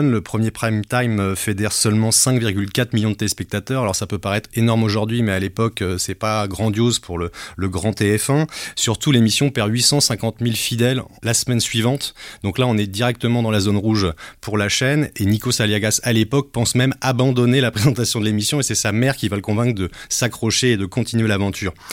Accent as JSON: {"language": "French", "country": "Belgium", "said": "je viens de Belgique, du petit pays d'à côté."}